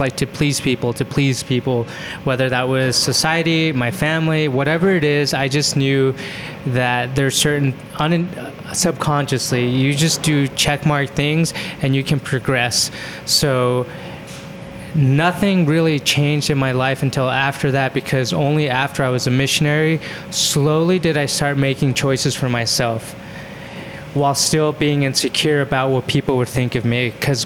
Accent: Spanish Fork, Utah, United States; also born or lived in Orem, Utah; I grew up in Utah

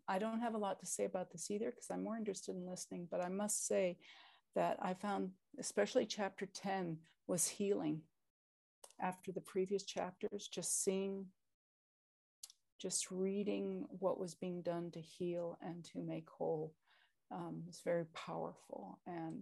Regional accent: Oklahoma, United States; also born or lived in Niitsitapi Confederacy territory (Alberta); now in Canada; I was born in Oklahoma

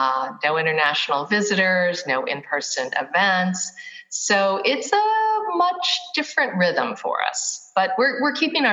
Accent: New Orleans, Louisiana, United States; moved away as an adult; now in Miami, United States; I'm not, but I've lived here 21 years. I am originally from New Orleans.

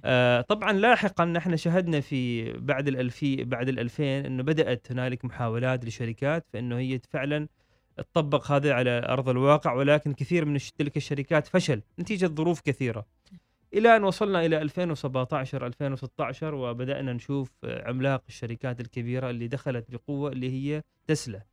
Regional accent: Oman; نحن مثلا عندنا في الخليج او في السلطنه

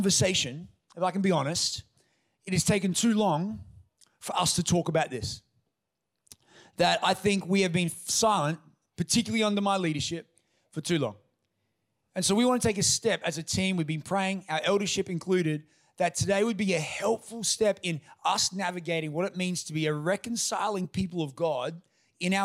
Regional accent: Toowoomba, Queensland, Australia; I grew up in Toowoomba amongst a white community from obviously a white family.

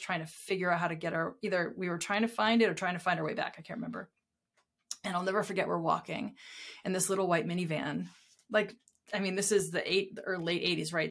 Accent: Southern New Hampshire, United States; I grew up in Southern New Hampshire

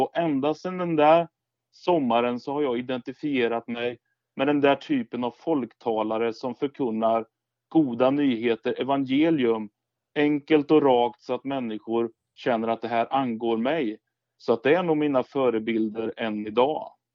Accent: Skeda, Östergötland, Sweden; den församling jag växte upp i, i Skeda, utanför Linköping

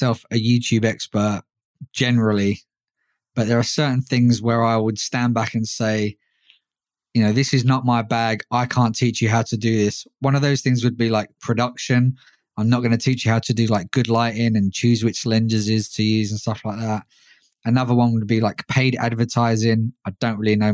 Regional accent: London, United Kingdom; London, my hometown

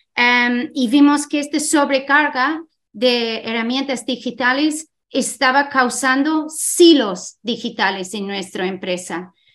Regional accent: Ireland; Spanish is a second language; moved away as an adult; also born or lived in Scotland; now in Spain; yo soy de Irlanda, también he estudiado en Escocia

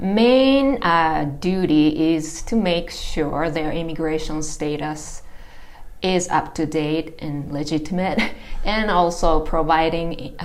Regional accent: Kumamoto, Japan; moved away as an adult; now in Missoula, United States; So I'm originally from Kumamoto, Japan.

